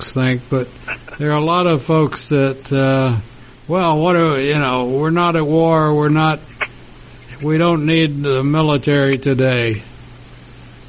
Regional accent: Lubbock, Texas, United States; the school in my hometown

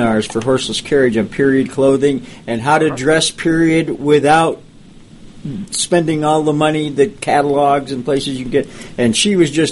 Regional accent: Jamestown, New York, United States; I grew up in Jamestown, New York, which was quite involved with the antique car hobby.

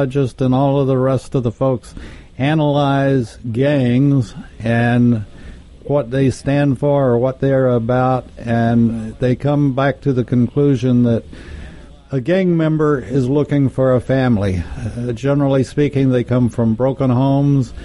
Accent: Texas, United States; moved away; I'm from Texas, and we had junior high schools as opposed to middle schools

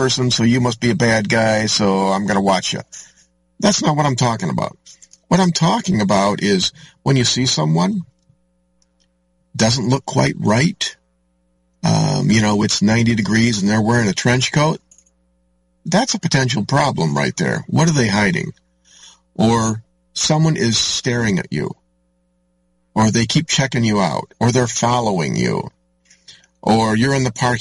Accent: Orangeville, United States; my hometown, Oak Hill Cemetery, up on top of the hill there, overlooking the teeny little tiny hamlet of Orangeville.

